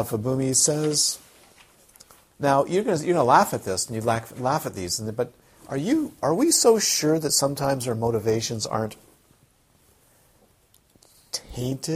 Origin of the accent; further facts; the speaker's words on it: Toronto, Ontario, Canada; I grew up in Toronto, where you walk into the Holy Blossom Synagogue